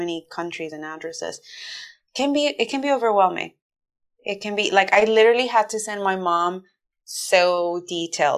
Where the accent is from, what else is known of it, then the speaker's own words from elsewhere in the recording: New York, United States; moved away as an adult; also born or lived in Honduras; now in Dublin, Ireland; I wasn't born in New York, but I was raised in New York. I was born in Honduras, but from my closest memories are in New York. I am a New Yorker at heart